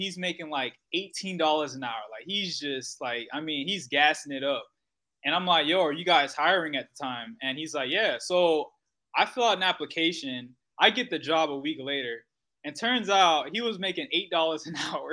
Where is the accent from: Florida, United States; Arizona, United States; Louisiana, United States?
Florida, United States; Fort Myers; my parents are from Haiti. I'm from Fort Myers, Florida, but both of my parents are Haitian